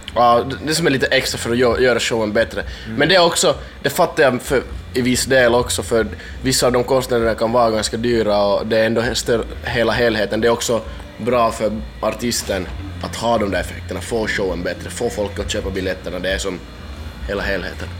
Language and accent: Swedish; Finland; Min hemstad är typ 70 kilometer ifrån